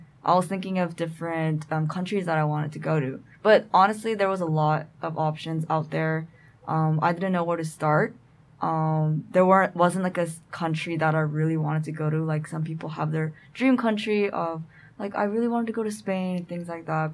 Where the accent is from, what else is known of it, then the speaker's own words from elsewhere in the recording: Southern California, United States; I'm from Southern California.